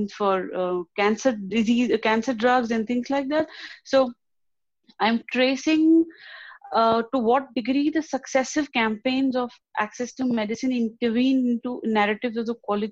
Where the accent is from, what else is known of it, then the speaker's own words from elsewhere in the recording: India; moved away as an adult; now in Warwick, United Kingdom; I'm from India.